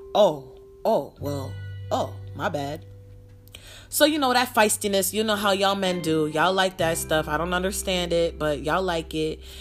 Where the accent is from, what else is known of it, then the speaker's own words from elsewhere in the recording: New York, United States; moved away; I'm from New York and now I live in the desert